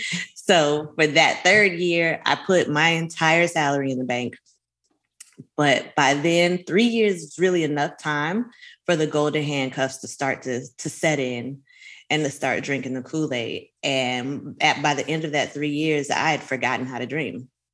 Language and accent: English; Miami Gardens, Florida, United States; I'm from Miami Gardens, Bajas, Carol City is what we called it then before we incorporated